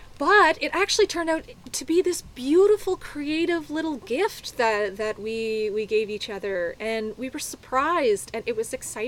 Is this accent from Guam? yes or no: no; Chatham, Ontario, Canada; moved away; also born or lived in Toronto; I was raised in Chatham, Ontario.